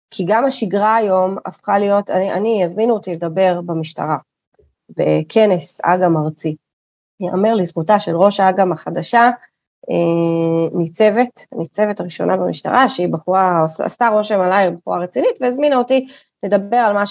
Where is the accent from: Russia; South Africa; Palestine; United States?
Palestine; Kiryat Arba, West Bank; אני גדלתי בקריית ארבע, בסדר? חטפתי אה, אה, מדי פעם, מה שנקרא, גם אבנים, גם בקת"בים.